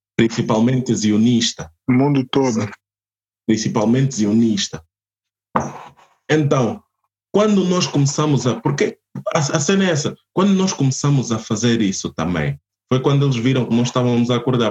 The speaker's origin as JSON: {"language": "Portuguese", "country": "Portugal", "tie": "born or raised there", "also_born_or_lived": "Angola", "said": "Eu nasci em Portugal e tudo mais, mas eu sou angolano"}